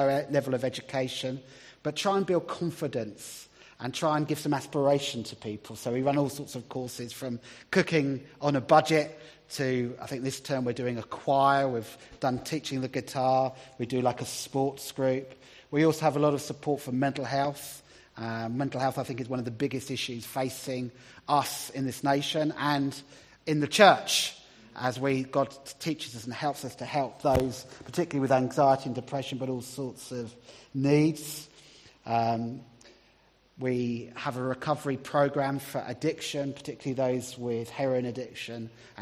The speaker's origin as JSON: {"language": "English", "town": "Brighton", "region": "South East England", "country": "United Kingdom", "also_born_or_lived": "Middlesbrough", "moved": "yes", "lives_now": "Hull, United Kingdom", "said": "I'm from Brighton originally"}